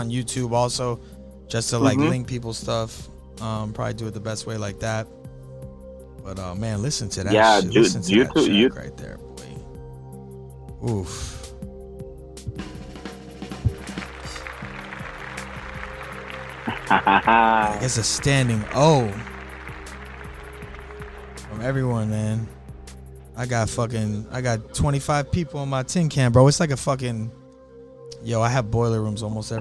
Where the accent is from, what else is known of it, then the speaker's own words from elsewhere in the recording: Miami, Florida, United States; we're from Miami, Florida